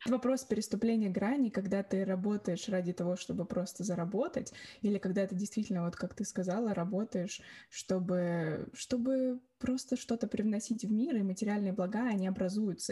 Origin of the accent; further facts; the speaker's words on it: Orekhovo-Zuyevo, Moscow Oblast, Russia; now in London, United Kingdom; я из города Орехово-Зуево.